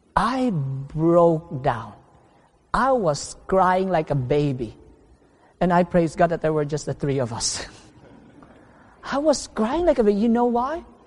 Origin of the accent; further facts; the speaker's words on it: Philippines; home meaning in the Philippines for two months, and home in my hometown for only two weeks